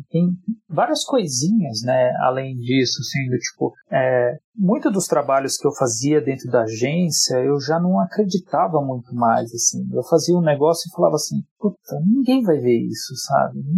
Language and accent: Portuguese; São Paulo, Brazil; born there; Eu nasci aqui em São Paulo. A minha família inteira é do Nordeste, ela é do Ceará. Para ser mais específico ainda, é do Crato.